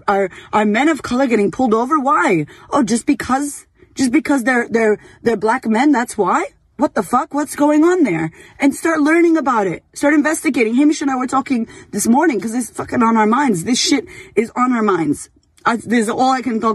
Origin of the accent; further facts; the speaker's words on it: Boston, Massachusetts, United States; I grew up in Boston